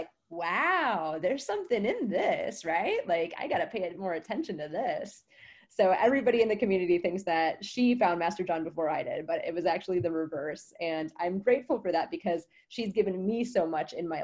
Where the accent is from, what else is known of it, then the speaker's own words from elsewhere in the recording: Wisconsin, United States; moved away as an adult; also born or lived in New Orleans; now in Costa Rica; I'm from Wisconsin. I had 18 years of the freezing cold tundra.